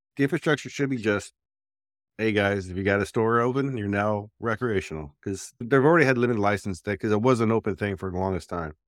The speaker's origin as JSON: {"language": "English", "region": "New Jersey", "country": "United States", "tie": "born or raised there", "said": "when I was growing up in Jersey, dude, we had a lake"}